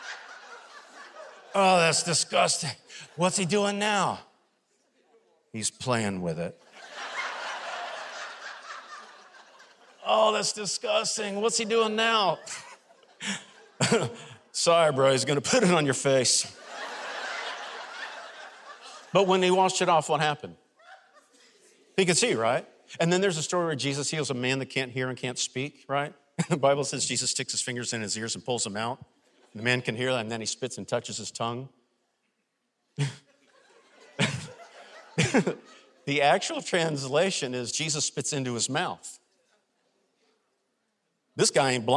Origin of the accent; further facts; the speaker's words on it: Florida, United States; accent: southern; now in Alabama, United States; I'm originally from Florida